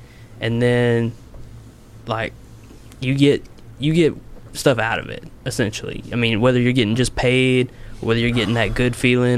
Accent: Heber Springs, Arkansas, United States; I grew up around Heber. Heber Springs? Yeah.

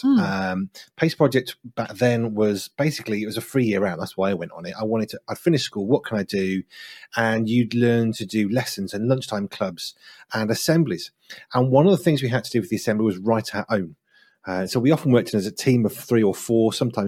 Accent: West Midlands, United Kingdom; And so I decided what I would do, because I'm from the Black Country, is I would slow my speech down.

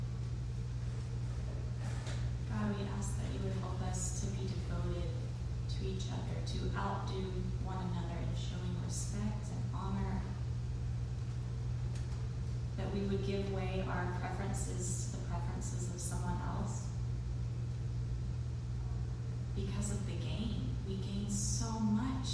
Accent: Texas, United States; as a Texan

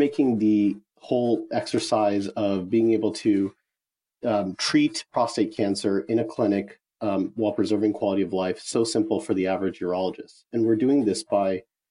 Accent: Bay Area, California, United States; I'm from the Bay Area

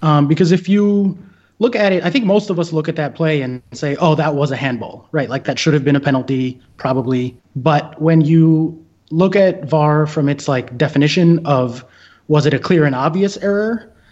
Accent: United States; as an American Chelsea fan

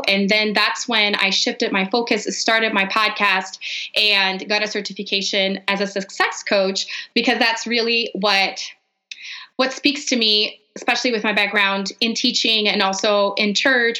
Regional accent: Brazil; English is a second language; moved away as an adult; now in Denver, United States; So I am actually from Brazil. I grew up there, lived there my whole life until I married an American and moved to Denver.

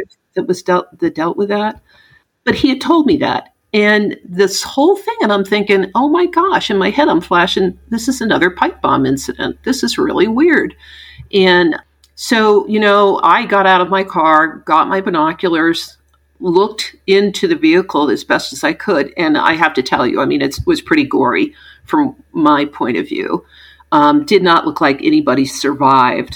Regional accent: New England, Southern Connecticut, United States; moved away; my background as a kid growing up in New England in Southern Connecticut

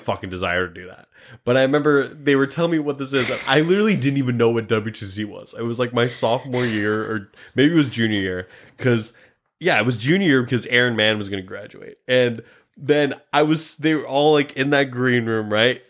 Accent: Grand Island, Nebraska, United States; I'm from Nebraska

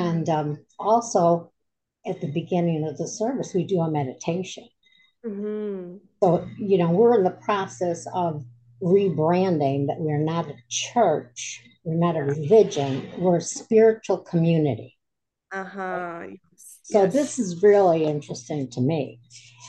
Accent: Scranton, Pennsylvania, United States; I'm from Scranton, Pennsylvania

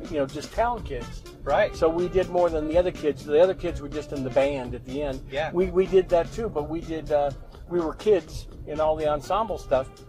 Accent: Hemet, California, United States; now in Farmington, United States; I was born and raised in Southern California. I was born in a small agricultural town called Hemet. So I was raised in a baseball family, and I played baseball and in this little agricultural town.

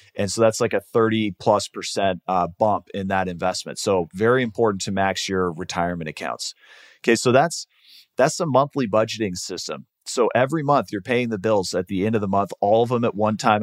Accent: Seattle, Washington, United States; moved away as an adult; now in Arizona, United States; I grew up in Seattle

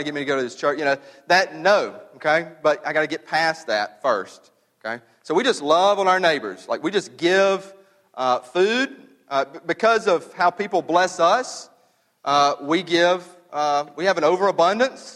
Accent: the South, United States; We're from the South.

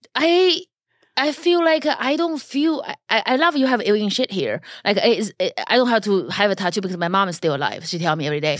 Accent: China; first language Chinese; English is a second language; now in Los Angeles, United States; I was born in China

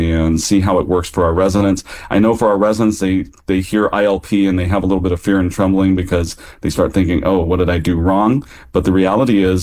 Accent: Kansas, United States; now in California, United States; a guy who grew up in Kansas

